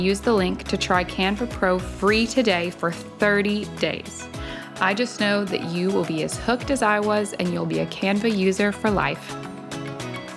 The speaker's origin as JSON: {"language": "English", "region": "Alabama", "country": "United States", "tie": "born or raised there", "said": "I grew up in Alabama"}